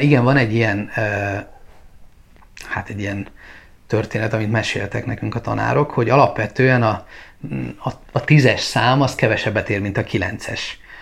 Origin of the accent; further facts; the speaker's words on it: Hungary; also born or lived in Bali, Indonesia; mi magyarok vagyunk és keresztények